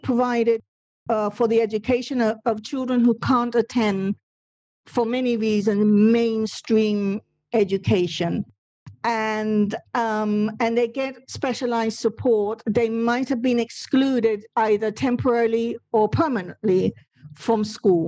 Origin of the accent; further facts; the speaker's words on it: Puerto Rico; first language Spanish; English is a second language; moved away; I did a secondary school, not in this country, but in Puerto Rico, and in the Spanish language